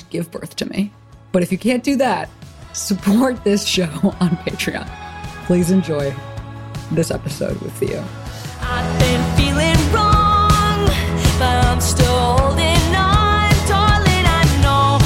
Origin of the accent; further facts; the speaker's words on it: Chicago, Illinois, United States; moved away; I lived in Chicago. Well, I'm from there.